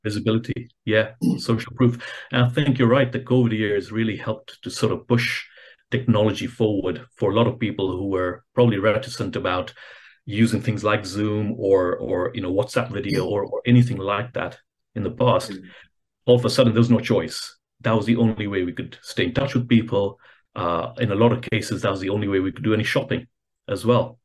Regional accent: Kenya; I'm originally from Kenya

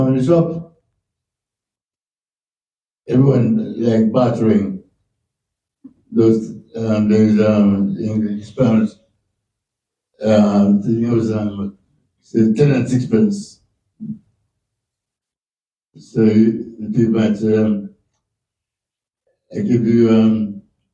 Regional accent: Jamaica; moved away as an adult; also born or lived in England; I was born in Jamaica

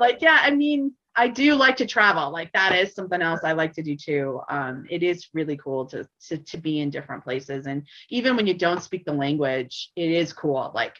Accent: Laramie, Wyoming, United States; I guess I don't know country, despite the fact that I grew up in Laramie, I really don't know country music all that well.

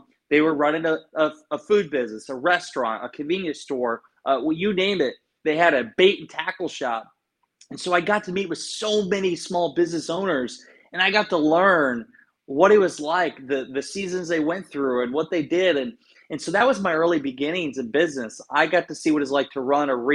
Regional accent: Garnavillo, Iowa, United States; moved away; I grew up in Northeast Iowa, a town called Garnavillo

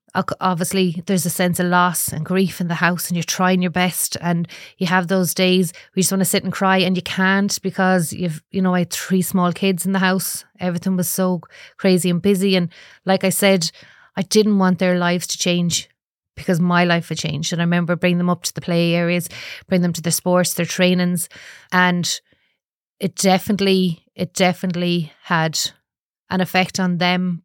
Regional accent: Galway, Connacht, Ireland; I'm from Galway

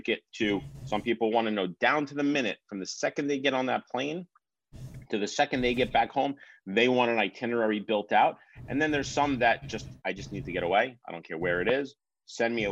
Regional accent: Long Island, New Yorker, United States; As a New Yorker, we're here on Long Island.

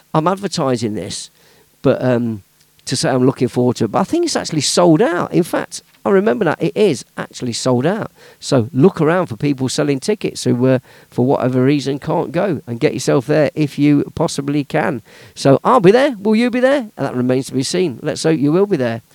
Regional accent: Leicester, East Midlands, United Kingdom; in my hometown, Leicester Town

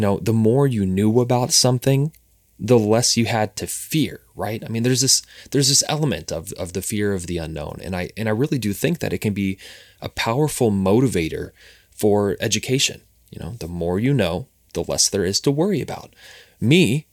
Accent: Cincinnati, Ohio, United States; moved away; We're both originally from Cincinnati, Ohio

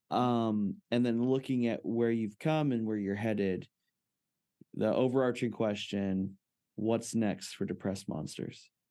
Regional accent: Fresno, California, United States; I grew up in Fresno, California

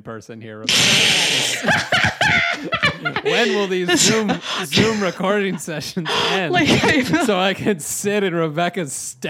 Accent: West Coast, Canada; we're Canadian West Coast guys.

